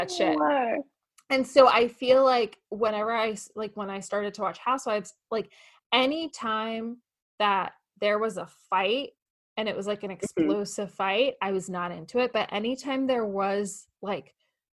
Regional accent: New York City, New York, United States; moved away as an adult; also born or lived in Staten Island / West Hollywood; now in Los Angeles, United States; I'm an immigrant. I grew up in Brooklyn, New York.

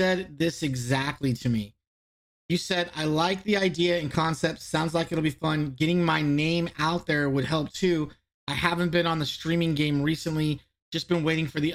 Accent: Southern California, United States; I'm from Southern California.

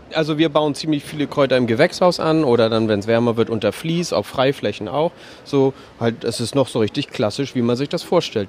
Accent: Hamburg, Germany; wir kommen selber aus vier Landen, genauer gesagt aus Neuengamme

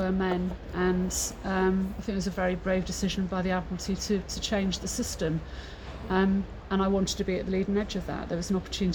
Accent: Mid Wales, United Kingdom; I grew up in Mid Wales, so landlocked.

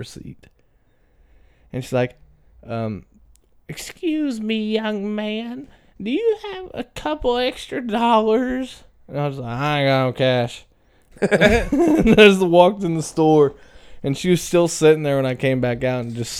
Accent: Crothersville, Indiana, United States; also born or lived in Brownstown, Indiana; I grew up in Crothersville until I was 11 years old, and then we moved to Brownstown until I was 19, 18, whatever

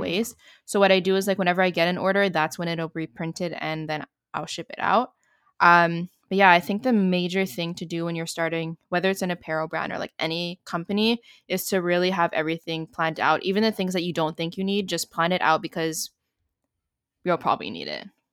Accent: Canada; I'm also from Canada

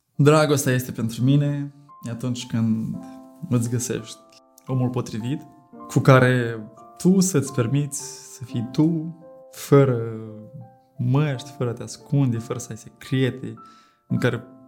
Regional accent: Chișinău, Moldova; am revenit acasă, la Chișinău dacă m-aș fi simțit discriminat, că sunt de la Chișinău, că sunt în Republica Moldova

